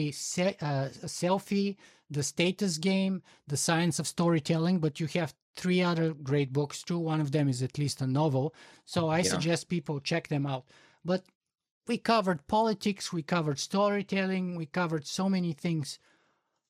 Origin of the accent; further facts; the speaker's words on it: Bulgaria; I'm from Bulgaria